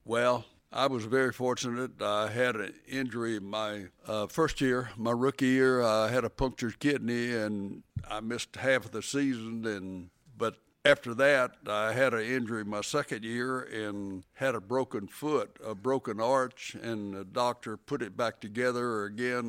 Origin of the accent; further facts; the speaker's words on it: Alabama, United States; I grew up about seventy miles, uh, northeast of here on the farm.